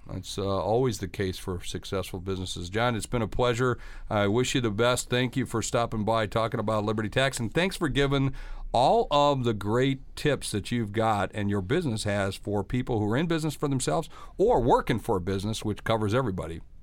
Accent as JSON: {"language": "English", "town": "Sioux Falls", "region": "South Dakota", "country": "United States", "tie": "born or raised there", "said": "my hometown of Sioux Falls, South Dakota"}